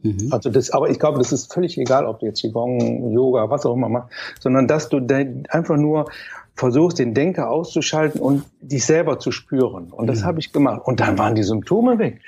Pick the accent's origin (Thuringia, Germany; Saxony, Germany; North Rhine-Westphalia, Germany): North Rhine-Westphalia, Germany; Mönchengladbach; also born or lived in Cologne; ich komme aus Köln, ich bin ein gebürtiger Kölner, ein kölscher Jung, aber dann bin ich relativ schnell mit dreieinhalb Jahren nach Mönchengladbach